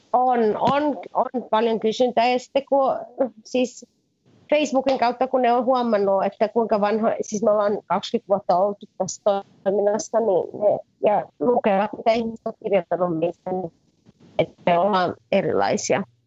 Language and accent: Finnish; Finland; moved away as an adult; also born or lived in England; now in Cairo, Egypt; mä oon asunut Suomessa. Mä kävin peruskoulun Suomessa